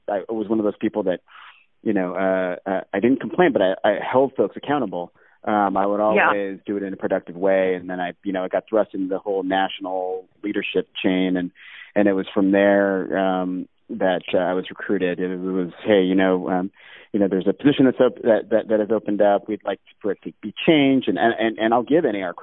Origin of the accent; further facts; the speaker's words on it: Alaska, United States; moved away; also born or lived in Hawaii / Reno, Nevada; I've growing up in Alaska, where I did.